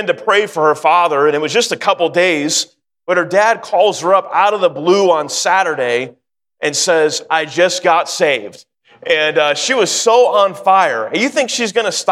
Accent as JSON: {"language": "English", "town": "Sacramento", "region": "California", "country": "United States", "tie": "born or raised there", "also_born_or_lived": "Wichita, Kansas / North Carolina", "said": "I am from Sacramento. And that's where I grew up"}